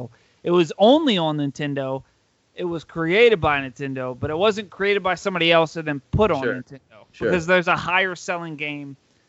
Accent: New Orleans, Louisiana, United States; I'm from New Orleans.

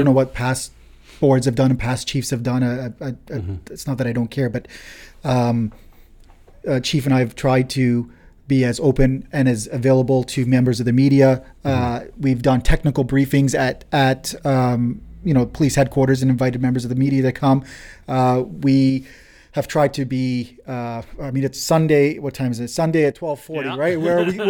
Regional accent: London, Ontario, Canada; born there; even though I was born in London, but my ancestral, where my parents were born

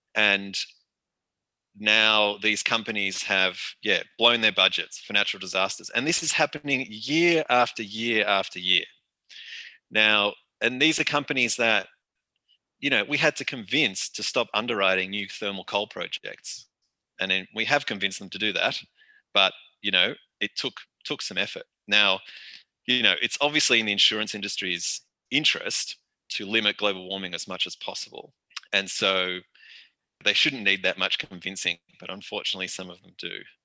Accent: Australia; also born or lived in Melbourne; my position as an Australian

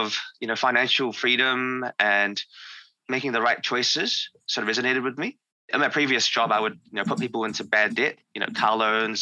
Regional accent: New Zealand

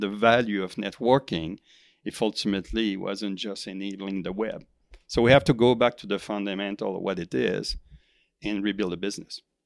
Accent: Quebec, Canada; moved away as an adult; also born or lived in Silicon Valley; I, I come from Quebec

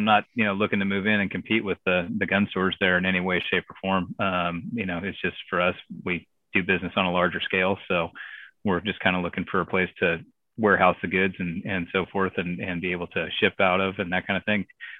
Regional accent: California, United States; Well, I'm from California, but no, I'm not going to vote like that.

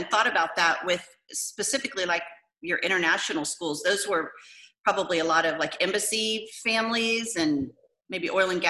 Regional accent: San Antonio, Texas, United States; being born and raised in San Antonio

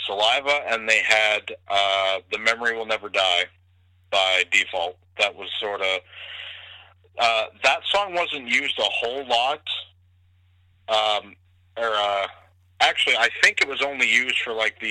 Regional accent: Ontario, Canada; I was born in Ontario

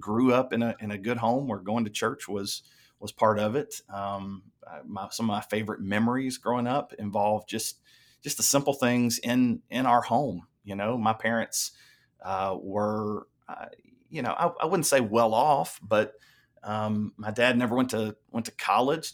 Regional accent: Lebanon, Tennessee, United States; I grew up in Lebanon, Tennessee, uh, a little small town then

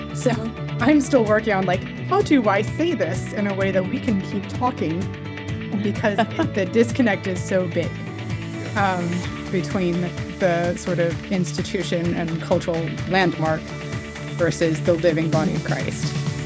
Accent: United States; accent: American; moved away as an adult; now in London, United Kingdom; when i came over here with my American accent

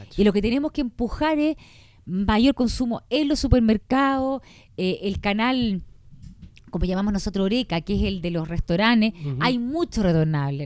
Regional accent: Chile; como chileno

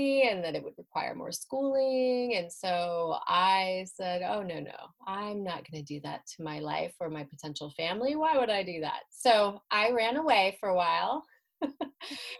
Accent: Spokane, Washington, United States; I'm from Washington State. I'm originally from Spokane in Eastern Washington.

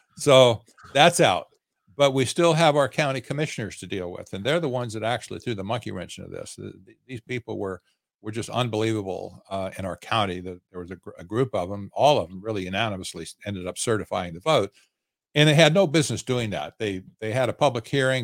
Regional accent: Arizona, United States; I'm in, I'm from Arizona

